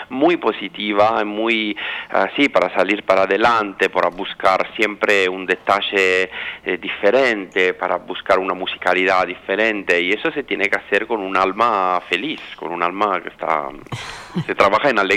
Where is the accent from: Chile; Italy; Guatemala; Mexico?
Italy; Milan, Lombardy; Spanish is a second language; moved away as an adult; now in Sydney, Australia; No, yo soy italiano y mi familia es